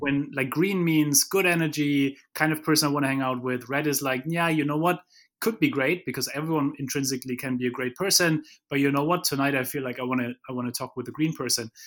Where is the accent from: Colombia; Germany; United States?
Germany; moved away; I come from Germany where, you know, we wanna have plans